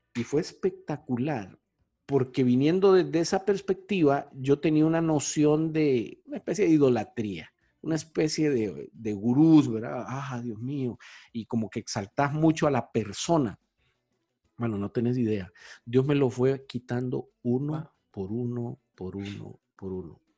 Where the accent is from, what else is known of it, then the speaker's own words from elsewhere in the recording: Honduras; moved away as an adult; also born or lived in South America; yo tuve una oportunidad profesional de irme de Honduras, joven, que tenía como 26, 27 años. Y me fui a vivir a América